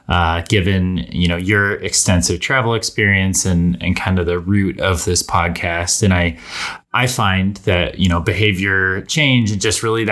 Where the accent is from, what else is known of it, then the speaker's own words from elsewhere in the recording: Fort Collins, Colorado, United States; I grew up in Fort Collins.